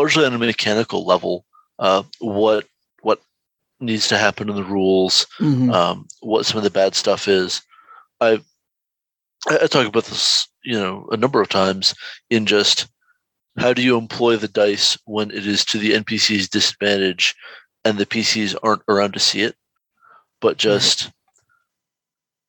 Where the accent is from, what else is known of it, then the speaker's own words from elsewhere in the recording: United States; Speaking as American